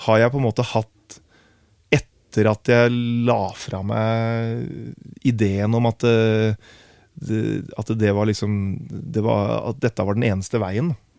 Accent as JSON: {"language": "Norwegian", "town": "Herre", "region": "Telemark", "country": "Norway", "moved": "as an adult", "lives_now": "Oslo, Norway", "said": "jeg flytta til Oslo fordi at jeg ønska å bli en del av et større musikkmiljø enn det vi hadde hjemme i Grenland."}